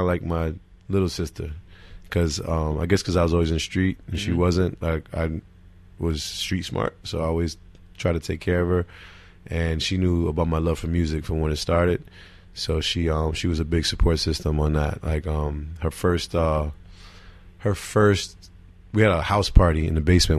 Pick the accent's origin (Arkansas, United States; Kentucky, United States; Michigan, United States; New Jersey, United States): New Jersey, United States; Newark; also born or lived in Irvington, New Jersey; I was born in Newark, in the Weakway section of Newark, which is borderline Irvington